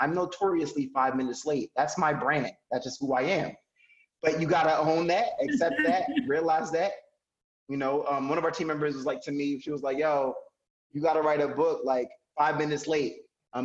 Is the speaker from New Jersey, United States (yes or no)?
yes; Paterson, New Jersey, United States; I'm an American. I was born in Paterson, New Jersey.